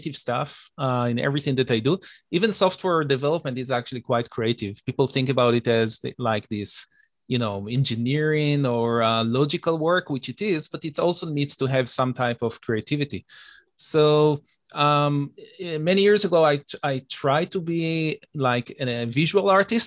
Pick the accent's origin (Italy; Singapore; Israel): Israel; moved away as an adult; also born or lived in United States; now in Toronto, Canada; I'm originally from Israel. I was born and raised over there.